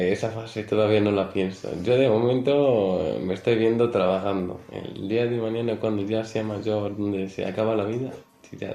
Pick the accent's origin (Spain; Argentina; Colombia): Spain; Plasencia, Extremadura; now in Valdefuentes, Spain; Te imagínate que vengo de Plasencia, que es un pueblo grande, donde siempre he estado con gente.